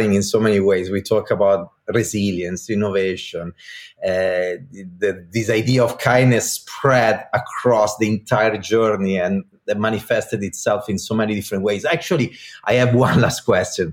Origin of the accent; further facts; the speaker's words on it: Italy; accent: Italian; English is a second language; moved away as an adult; also born or lived in Minneapolis, United States; now in United States; at the beginning I was Italian and I was coming to the United States